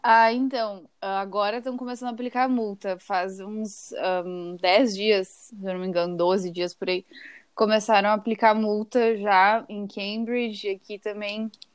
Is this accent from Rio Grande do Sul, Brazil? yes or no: yes; Porto Alegre, Rio Grande do Sul, Brazil; moved away as an adult; now in Boston, United States; eu sou de Porto Alegre, né? Eu, e eu já tô morando aqui há cinco anos em Boston